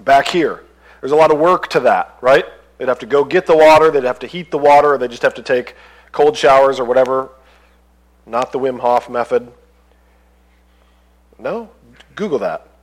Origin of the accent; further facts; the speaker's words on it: United States; as an American